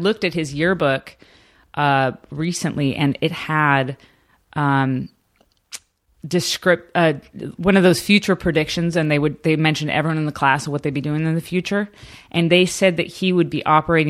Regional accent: San Diego, California, United States; So I live 10 minutes north of the Mexican border. Like you could see Mexico from different people's houses.

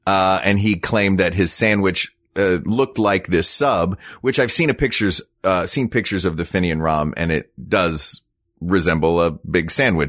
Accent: Tennessee, United States; But you know what? I grew up in Tennessee, and not everything Tennessee did was great.

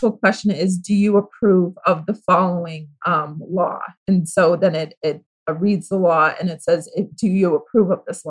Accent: Massachusetts, United States; also born or lived in Connecticut; I grew up in Massachusetts.

